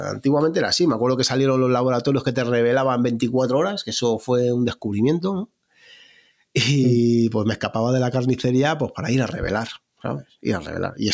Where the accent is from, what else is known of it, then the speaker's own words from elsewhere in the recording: Salmerón, Castilla-La Mancha, Spain; la primera sesión que hice fue en, mi pueblo, en un pueblo que se llama Salmerón, en Guadalajara